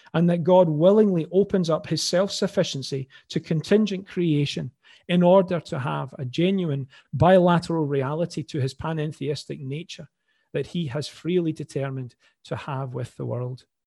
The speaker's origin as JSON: {"language": "English", "town": "Glasgow", "region": "Scotland", "country": "United Kingdom", "accent": "Glaswegian", "lives_now": "Falkirk, United Kingdom", "said": "another Glaswegian voice"}